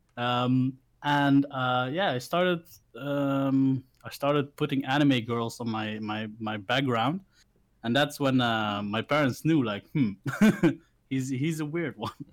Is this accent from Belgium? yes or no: yes; Belgium; also born or lived in Philippines; I grew up in Belgium, of course, but I, am not born here. Uh, I wasn't born here. I was uh, born in the Philippines. So uh, I got adopted by a lovely Belgian couple, um, and I was raised here.